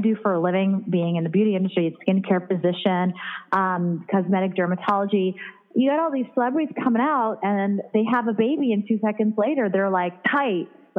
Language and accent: English; Michigan, United States; moved away; also born or lived in New York; So we had a house in Michigan. I grew up, you know, up before I moved to New York.